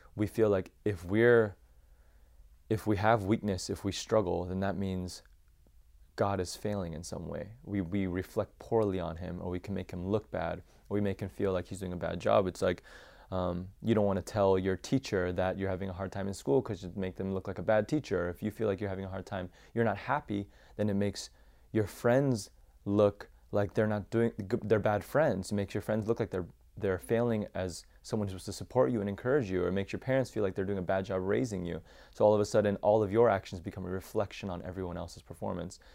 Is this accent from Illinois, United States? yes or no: yes; Champaign, Illinois, United States; I was born and raised in Champaign, Illinois